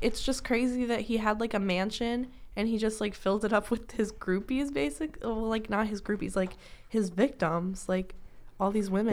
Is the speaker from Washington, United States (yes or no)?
yes; Washington, United States; moved away as an adult; now in Kentucky, United States; my hometown, I live in, like, the rural part of Washington